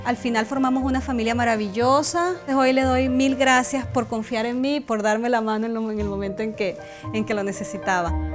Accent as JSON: {"language": "Spanish", "town": "Bucaramanga", "region": "Santander", "country": "Colombia", "tie": "born or raised there", "moved": "as an adult", "lives_now": "United States", "said": "Nací en Colombia, en una ciudad que se llama Bucaramanga."}